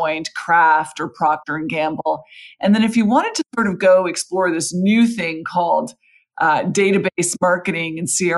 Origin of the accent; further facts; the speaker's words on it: Canada; moved away; in Canada, I'm Canadian